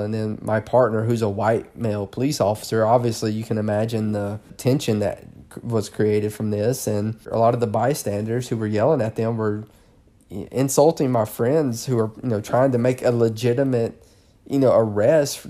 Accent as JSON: {"language": "English", "area": "the South", "region": "Southern United States", "country": "United States", "accent": "southern", "moved": "yes", "said": "my southern accent"}